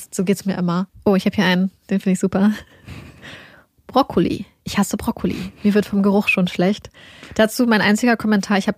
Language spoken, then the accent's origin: German; Lower Saxony, Germany; Wir kommen ja beide aus Niedersachsen